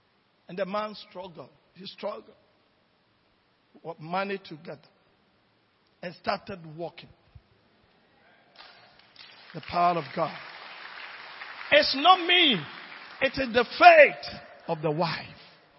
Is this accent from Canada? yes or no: no; Nigeria; now in Ghana; When I came from Nigeria, I have no money even for trotro. I used to live at Fadama.